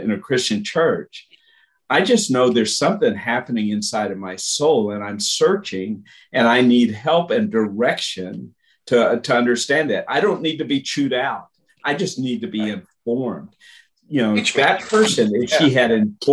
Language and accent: English; United States; moved away as an adult; also born or lived in Russia / Brazil; As an American, and that's what I was. I was an American, bringing an American culture and American experience